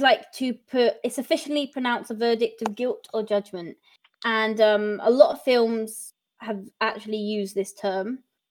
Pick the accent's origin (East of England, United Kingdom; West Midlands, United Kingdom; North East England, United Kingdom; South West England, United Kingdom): South West England, United Kingdom; Bristol; I'm from Bristol, so it's a bit of like, when I heard it, I was like, oof, my hometown.